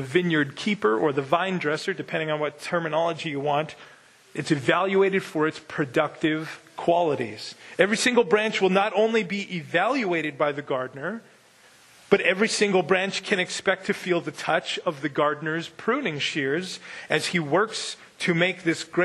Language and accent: English; Winkler, Manitoba, Canada; now in North Dakota, United States; I grew up in Winkler, Manitoba